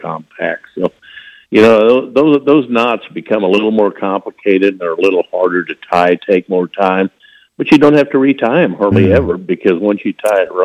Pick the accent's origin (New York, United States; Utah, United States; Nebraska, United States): Nebraska, United States; moved away; I grew up in Nebraska